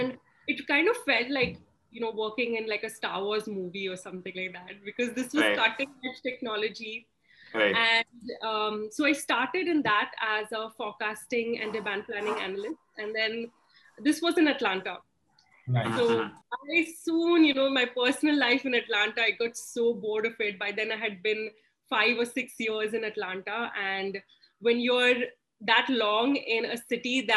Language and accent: English; Pune, Maharashtra, India; I grew up in Maharashtra. So I could call myself a Maharashtrian at heart. And growing up in Pune was very interesting